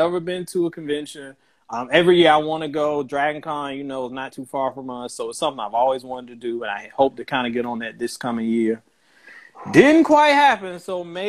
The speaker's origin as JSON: {"language": "English", "region": "Virginia", "country": "United States", "moved": "yes", "lives_now": "Birmingham, United States", "said": "I'm originally from Virginia, so my family members back home"}